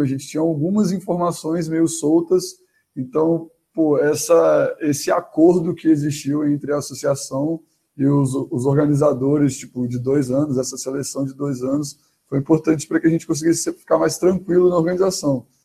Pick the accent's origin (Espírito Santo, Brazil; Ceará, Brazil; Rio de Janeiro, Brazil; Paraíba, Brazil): Espírito Santo, Brazil; now in Belo Horizonte, Brazil; eu moro em Belo Horizonte atualmente, mas sou lá do Espírito Santo